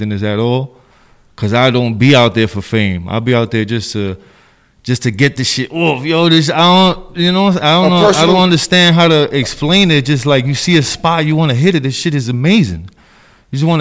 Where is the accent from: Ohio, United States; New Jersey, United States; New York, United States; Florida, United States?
New York, United States; New York City; I'm from the Bronx. BX stand up, High Bridge stand up, 170 Townsend Ave